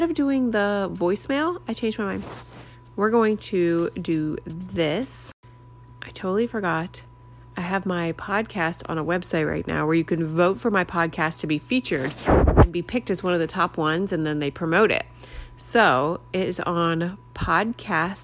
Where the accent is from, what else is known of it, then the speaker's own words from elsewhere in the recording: Maryland, United States; now in Key West, United States; We are from Maryland, so we've grown up with Ram's Head and know Ram's Head